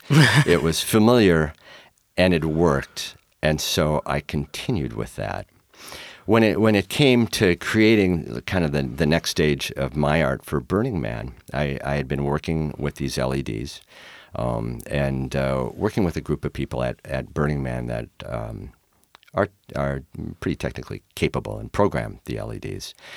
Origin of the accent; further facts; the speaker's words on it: Minnesota, United States; also born or lived in New Jersey / Fox Island, Washington; now in Tacoma, United States; I'm from Minnesota